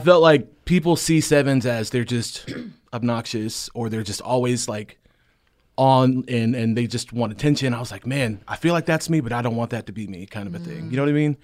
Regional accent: South Carolina, United States; moved away as an adult; now in Franklin, United States; I'm from South Carolina. I moved

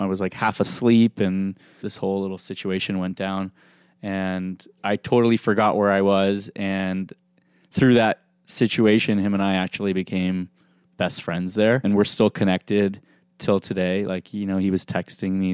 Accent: Beverly Hills, California, United States; also born or lived in Los Angeles / Dallas; Growing up in Beverly Hills

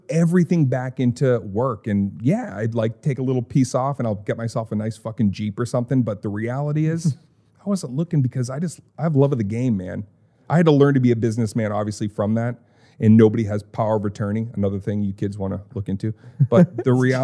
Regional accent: Lowell, Massachusetts, United States; I'm from Lowell Mass.

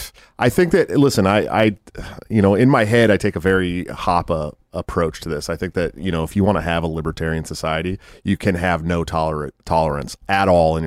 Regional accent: Oakland, California, United States; moved away as an adult; also born or lived in San Francisco; now in Iowa, United States; I grew up in Oakland, right across the bridge.

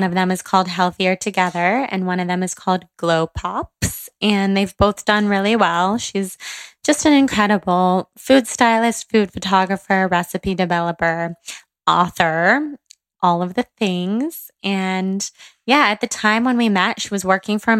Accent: Northern California, United States; growing up in Northern California

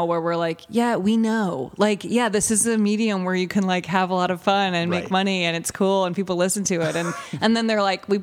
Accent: Evanston, Illinois, United States; I grew up in Evanston, right outside of Chicago.

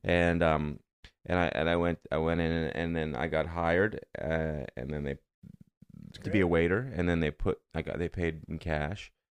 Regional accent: Canada; moved away as an adult; now in United States

